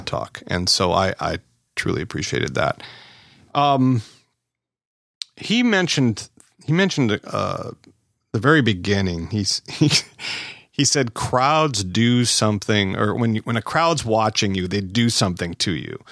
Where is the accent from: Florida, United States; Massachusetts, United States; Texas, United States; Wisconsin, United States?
Wisconsin, United States; We're both from Wisconsin here.